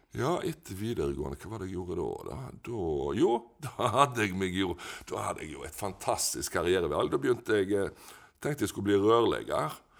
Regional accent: Etne, Vestland, Norway; also born or lived in Ølen; Jeg har vokst opp på en plass som heter Haugen i Etne

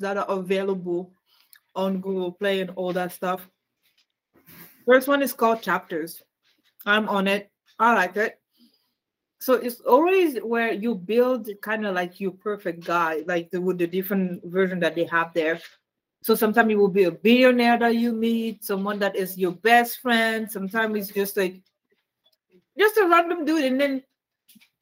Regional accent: Canada; I'm Canadian

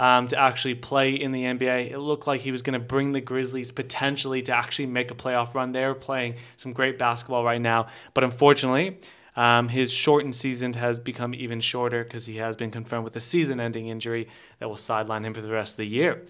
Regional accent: United States; me as an American

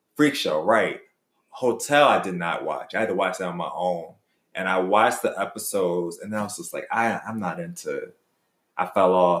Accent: Philadelphia, Pennsylvania, United States; when I was growing up in Philly

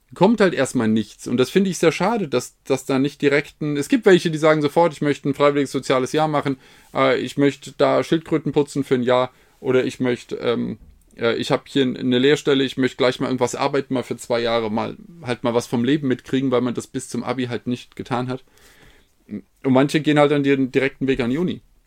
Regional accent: Hesse, Germany; bin Hesse

